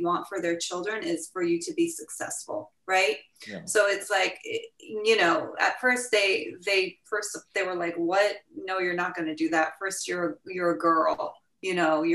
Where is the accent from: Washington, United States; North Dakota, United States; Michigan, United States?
Washington, United States; Seattle; moved away as an adult; also born or lived in Iran / Los Angeles; I'm from Seattle